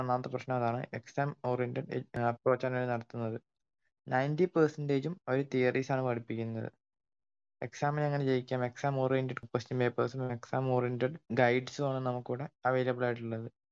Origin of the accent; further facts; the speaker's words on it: Kerala, India; ഞാൻ കേരളത്തിലാണ് ജനിച്ചതും വളർന്നതും